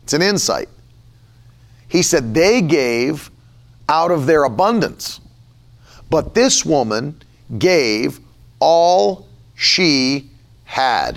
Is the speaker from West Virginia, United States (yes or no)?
yes; West Virginia, United States; I grew up in West Virginia where people had money for what they want to have money for